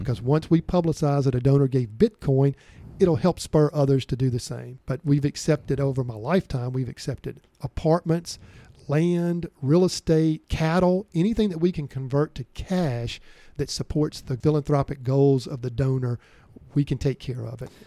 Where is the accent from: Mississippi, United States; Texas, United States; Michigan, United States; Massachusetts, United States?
Mississippi, United States; Vicksburg; I grew up in Vicksburg, Mississippi